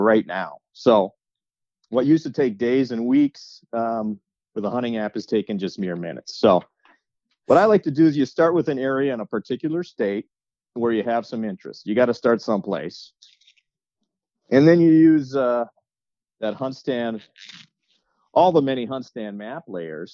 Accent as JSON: {"language": "English", "region": "Wisconsin", "country": "United States", "tie": "born or raised there", "moved": "yes", "lives_now": "Minnesota, United States", "said": "growing up in Wisconsin and living in Minnesota right now"}